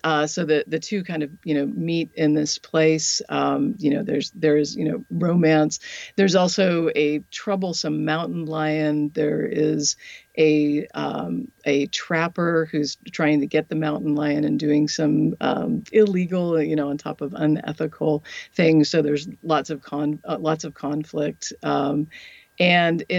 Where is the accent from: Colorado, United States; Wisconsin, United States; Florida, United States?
Colorado, United States; now in the South, United States; Colorado, which is my home state